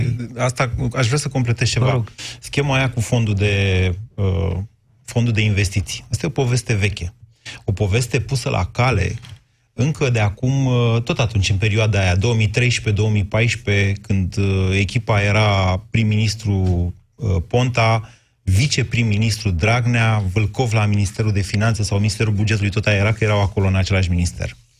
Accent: Oltenia, Romania; ca Oltean

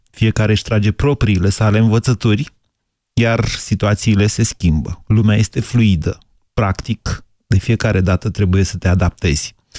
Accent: Drobeta-Turnu Severin, Mehedinți County, Romania; eram de la Severin

